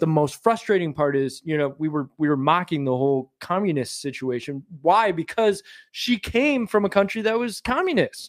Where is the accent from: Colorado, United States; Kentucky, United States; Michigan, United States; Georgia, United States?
Michigan, United States; moved away; I was born and raised in Michigan